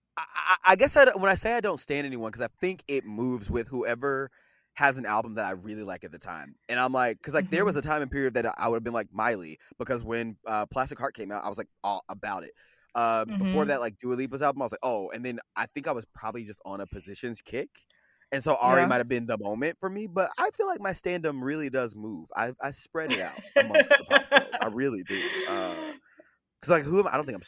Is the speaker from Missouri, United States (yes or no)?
yes; Kansas City, Missouri, United States; I am from Kansas City, Missouri. I am not from Kansas.